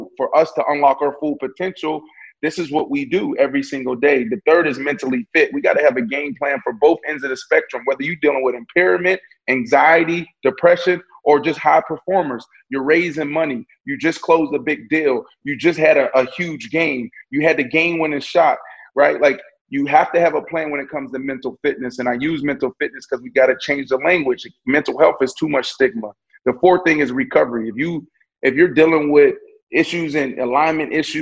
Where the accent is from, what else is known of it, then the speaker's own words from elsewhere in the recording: Pittsburgh, Pennsylvania, United States; moved away; I come from Pittsburgh, Pennsylvania, the poorest county in all of Pennsylvania.